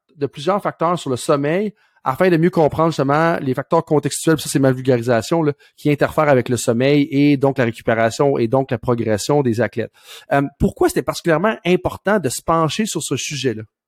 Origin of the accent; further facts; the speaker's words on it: Saint-Georges, Quebec, Canada; ma ville natale de Saint-Georges-de-Beauce